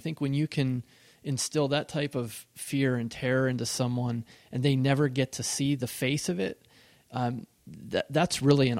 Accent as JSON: {"language": "English", "region": "Pennsylvania", "country": "United States", "tie": "born or raised there", "said": "But I grew up in Western Pennsylvania, and I had woods at the edge of my backyard"}